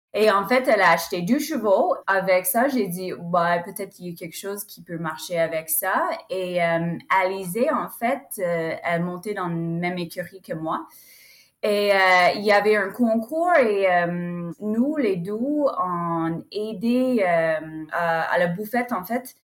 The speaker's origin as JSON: {"language": "French", "country": "United States", "tie": "born or raised there", "second_language": "French", "said": "je suis américaine. Donc, j'ai grandi euh, ici en Amérique"}